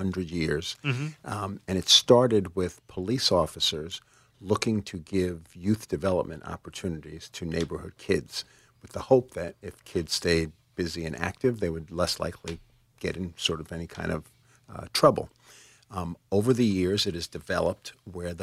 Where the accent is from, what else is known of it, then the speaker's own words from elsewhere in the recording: New York City, New York, United States; I was born in the Bronx